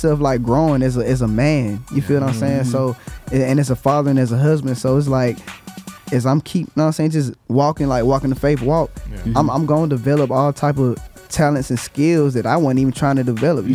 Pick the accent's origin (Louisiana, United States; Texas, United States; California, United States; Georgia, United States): Georgia, United States; Atlanta; I'm from Atlanta